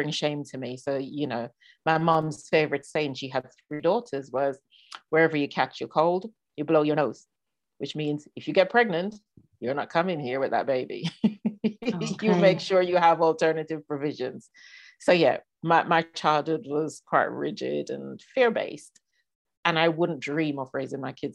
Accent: Jamaica; moved away; I was born and raised in Jamaica.

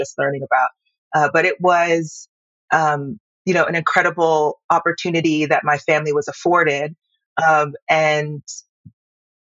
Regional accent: Tucson, Arizona, United States; also born or lived in Yaoundé, Cameroon; Currently, I'm in Tucson, Arizona. It's effectively my American hometown. It's where I transitioned. I was born in Yaoundé, moved here when I was about 5 years old.

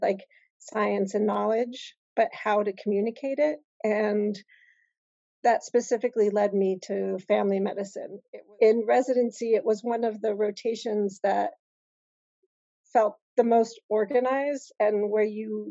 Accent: Indianapolis, Indiana, United States; also born or lived in Algeria; came to Indianapolis when I was 5 and grew up there

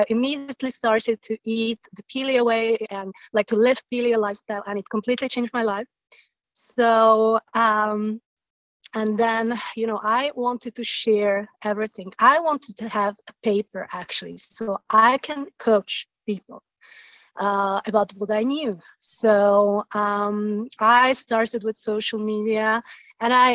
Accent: Slovakia; moved away as an adult; also born or lived in south of France; now in France; I come originally from Slovakia, and we moved to south of France

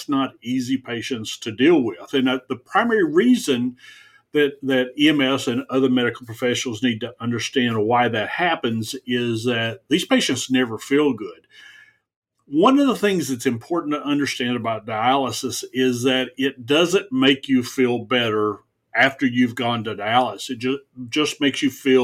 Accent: the South, United States; I grew up in the South.

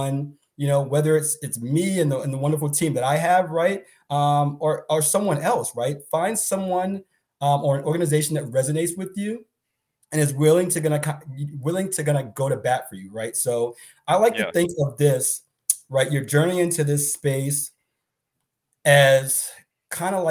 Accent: Boston, Massachusetts, United States; I'm from Boston

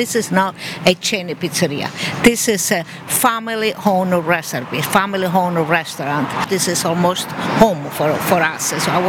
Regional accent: Italy; English is a second language; now in St. Louis, United States; You know, I'm coming from Italy

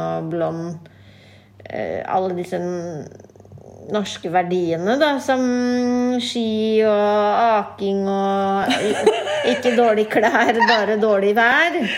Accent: Norway; Jeg ser jo ikke på meg selv som norsk, selv om jeg er født og oppvokst i Norge

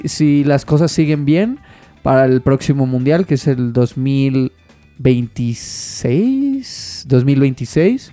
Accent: Mexico; como todo mexicano

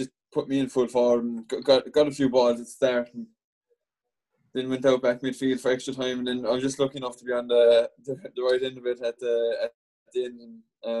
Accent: Mitchelstown, Munster, Ireland; born or raised there

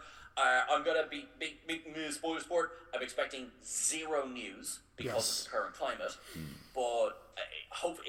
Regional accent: Ireland; We're the Irish ones

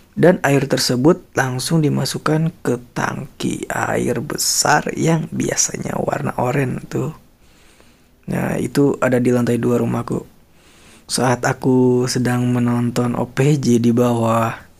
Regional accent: Bandung area, West Java, Indonesia; born or raised there

